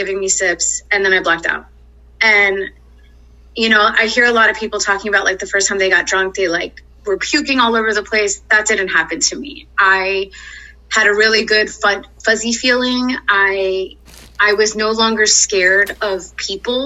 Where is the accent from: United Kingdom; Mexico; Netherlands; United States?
United States; New York City, New York; moved away as an adult; now in Texas, United States; I'm originally from Queens, New York. I moved to Texas about 10 years ago. Growing up in New York